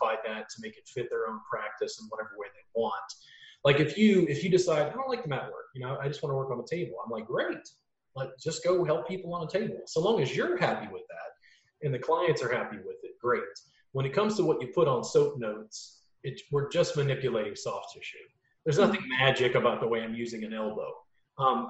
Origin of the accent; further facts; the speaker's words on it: Louisiana, United States; now in Austin, United States; growing up in Louisiana and now living in Austin